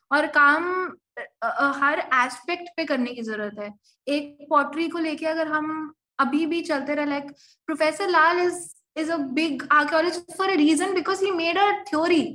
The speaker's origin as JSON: {"language": "Hindi", "region": "Delhi", "country": "India", "said": "मैं हम्म। दिल्ली से हूँ और मैं दरियागंज में रहती हूँ"}